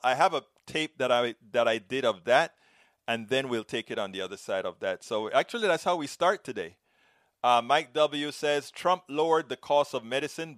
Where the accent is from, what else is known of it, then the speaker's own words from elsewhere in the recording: Panama; moved away as an adult; now in United States; I am from Central America